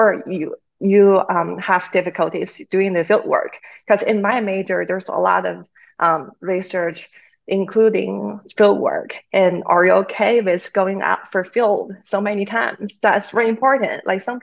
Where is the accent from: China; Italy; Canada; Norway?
China; now in North Carolina, United States; I'm originally from China